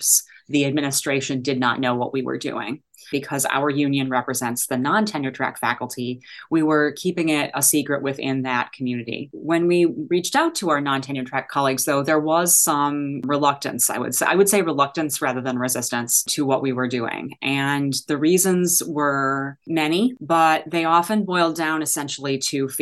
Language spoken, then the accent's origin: English; Chicago, Illinois, United States; moved away as an adult; also born or lived in Ann Arbor, Michigan; I am from Chicago.